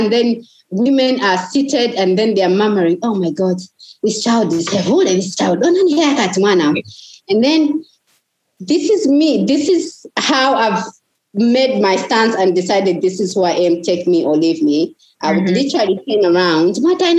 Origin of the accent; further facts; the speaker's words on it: Chipata, Eastern Province, Zambia; We are both from Chipata. You know, we are all Zambian people.